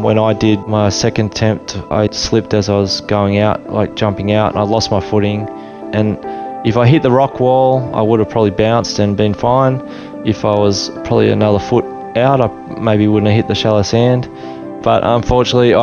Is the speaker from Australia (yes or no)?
yes; Tweed Heads, New South Wales, Australia; also born or lived in Sydney / Papua New Guinea; I was born in Sydney and moved to Tweed Heads. So I grew up in Tweed Heads, New South Wales.